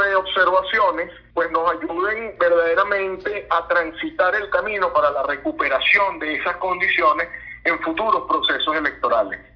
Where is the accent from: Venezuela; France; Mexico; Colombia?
Venezuela; como ciudadanos venezolanos